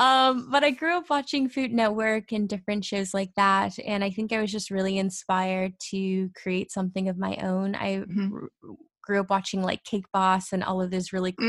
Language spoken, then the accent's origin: English; Fresno, California, United States; born there; also born or lived in Orlando / Texas / Kansas / Mississippi; I was born in Fresno, California, but I also have lived in Orlando and Texas and Kansas and Mississippi and New Jersey and DC.